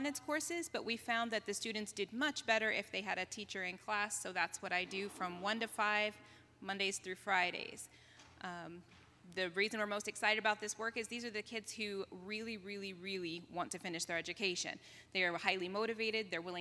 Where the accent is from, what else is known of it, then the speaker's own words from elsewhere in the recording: Martinsville, Indiana, United States; moved away as an adult; also born or lived in Vanuatu; I'm originally from Martinsville, Indiana.